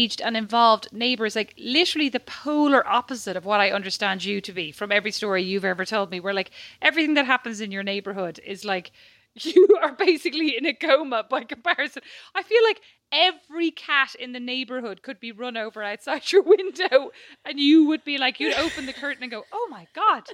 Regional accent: Ireland; moved away; also born or lived in Paris; being Irish

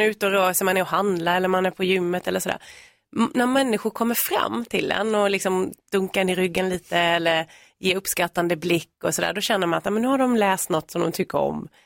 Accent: Värnamo, Jönköping County, Sweden; moved away as an adult; now in Nacka, Sweden; vi kommer ju från Värnamo i Småland, både jag och min man. Eh, men vi har ju bott här i tio år

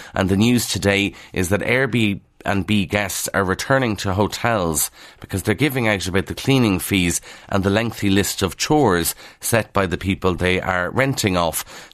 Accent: Kildare, Leinster, Ireland; accent: Kildare; that's not my Kildare accent now

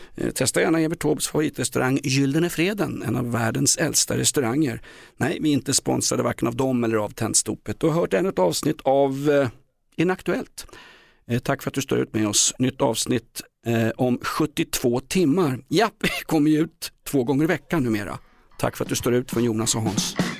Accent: Stockholm, Stockholm County, Sweden; som gammal stockholmare

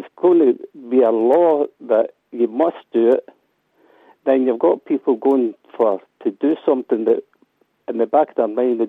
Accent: Glasgow, Scotland, United Kingdom; I'm from Glasgow as well

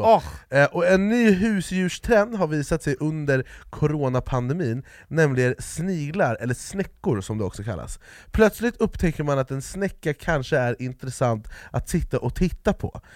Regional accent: Jordbro, Stockholm County, Sweden; jag är från Jordbro Men, det var där jag växte upp

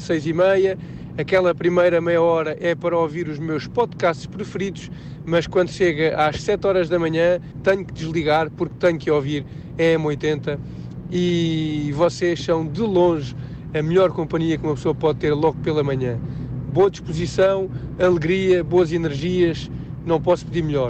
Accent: Caldas da Rainha, Centro, Portugal; Sou das Caldas da Rainha e vou trabalhar para Lisboa todos os dias.

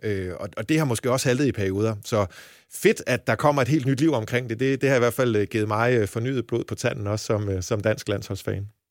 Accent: Jutland, Denmark; moved away as an adult; now in Copenhagen, Denmark; jeg er jyde oprindelse

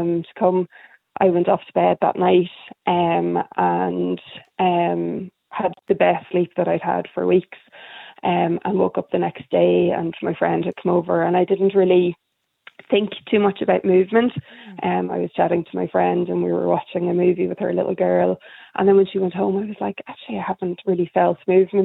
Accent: Donegal, Ulster, Ireland; now in Dublin, Ireland; I live in Dublin, but I'm originally from Donegal

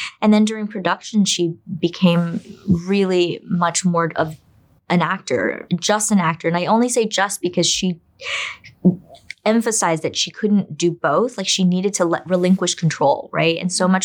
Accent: United States; also born or lived in China; as a Chinese immigrant who grew up in America

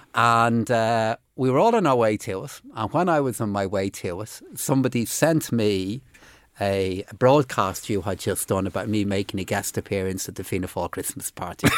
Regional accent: Dublin, Leinster, Ireland; also born or lived in Finglas; now in Phibsborough, Ireland; But I grew up in Blanchardstown and, uh, uh, live in Fibbsborough now

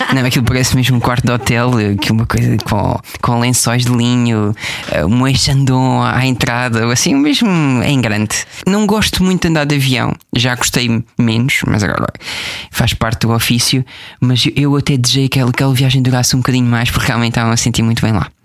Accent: Portugal; gosto muito da minha terra, que é Brantes

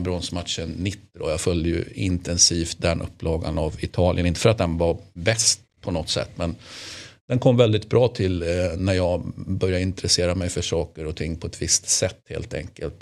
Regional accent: Sweden; som svensk

